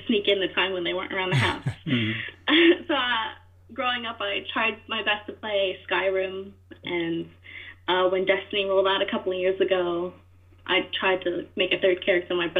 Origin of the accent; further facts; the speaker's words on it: East Coast America, United States; moved away as an adult; now in England, United Kingdom; I am from America, East Coast America